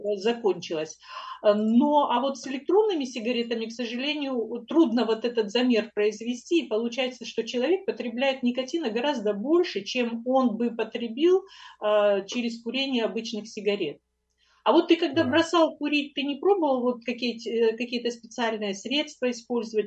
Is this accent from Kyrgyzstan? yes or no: yes; Kyrgyzstan; moved away; мы оба из Киргизстана э, с Аркадием